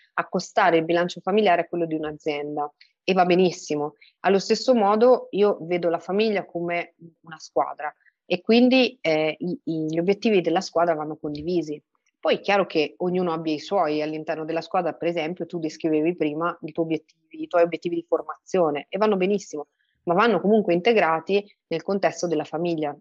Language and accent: Italian; England, United Kingdom; moved away; io sono cresciuta in Inghilterra